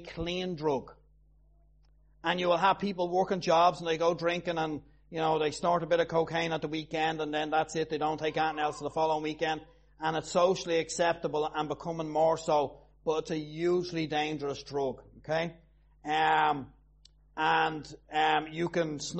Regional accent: Tallaght, Leinster, Ireland; I'm from Talla

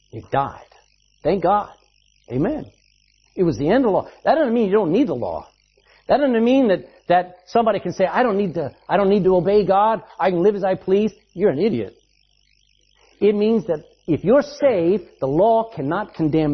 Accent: Texas, United States; I'm a Texan

